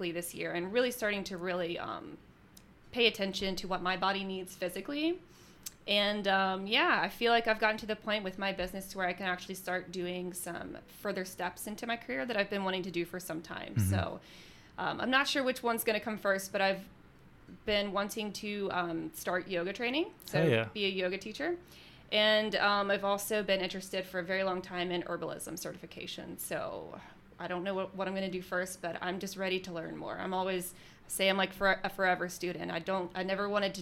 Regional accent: Alabama, United States; born or raised there; now in Jacksonville, United States

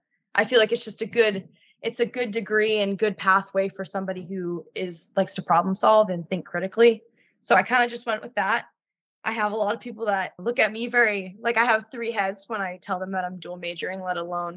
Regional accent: New England, United States; I am from New England.

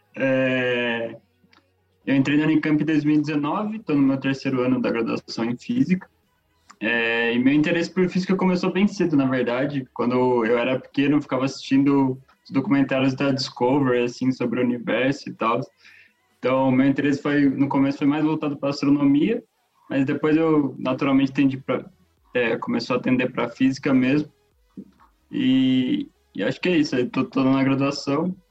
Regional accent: Bragança Paulista, São Paulo, Brazil; sou do interior de São Paulo também, é, Bragança Paulista

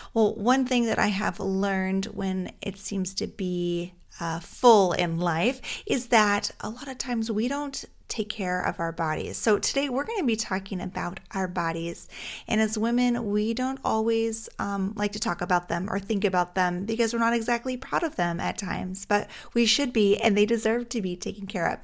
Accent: Alaska, United States; now in Minnesota, United States; Growing up in Alaska, we had a lot of fresh air

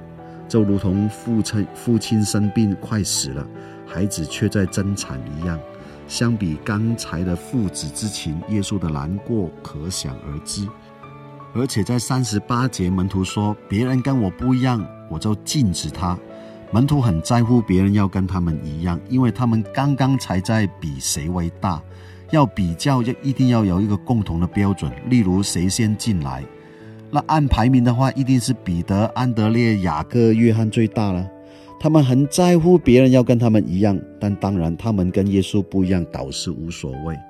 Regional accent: Hong Kong; moved away; 我在香港出生长大，后来到了其他地方生活。人在外地就特别想念家乡的食物

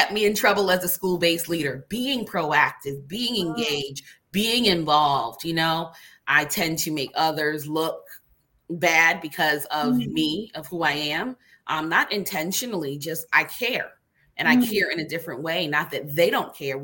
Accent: Barbados; now in United States; growing up in a family that's compassionate, you know, like a culture. I'm from Barbados

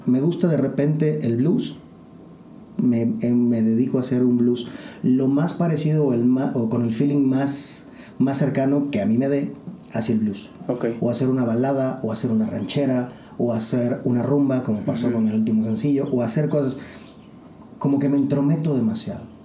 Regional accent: Mexico; como mexicano, como latinoamericano

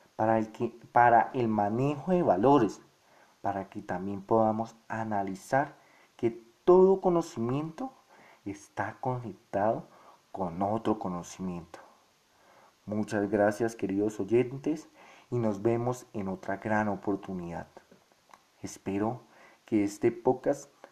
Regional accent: Colombia; nuestro contexto colombiano

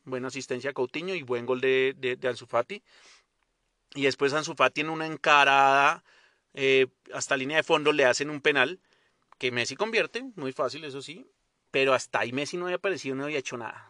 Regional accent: Colombia

